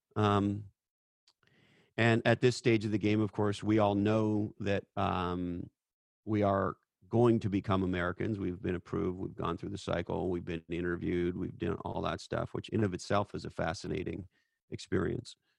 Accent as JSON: {"language": "English", "country": "Canada", "moved": "as an adult", "lives_now": "United States", "said": "I'm an immigrant from Canada"}